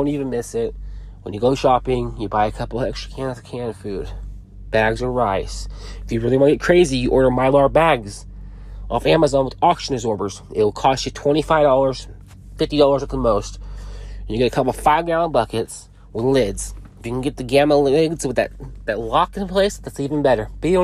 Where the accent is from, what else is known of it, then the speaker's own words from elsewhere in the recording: Portland, Oregon, United States; moved away as an adult; now in Texas, United States; I'm from Portland, moved to Texas